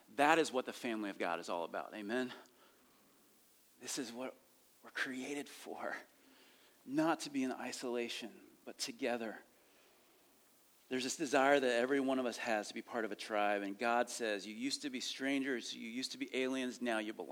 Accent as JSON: {"language": "English", "region": "rural Ohio", "country": "United States", "tie": "born or raised there", "said": "I grew up in rural Ohio"}